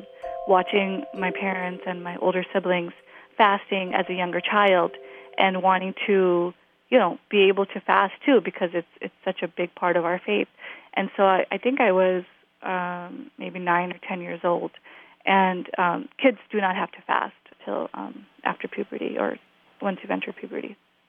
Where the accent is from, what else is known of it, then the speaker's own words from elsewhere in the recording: Glendale Heights, Illinois, United States; I am from Glendale Heights, Illinois.